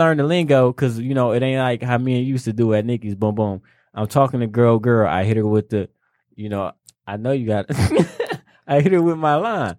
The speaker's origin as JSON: {"language": "English", "town": "Detroit", "region": "Michigan", "country": "United States", "said": "I'm from Detroit"}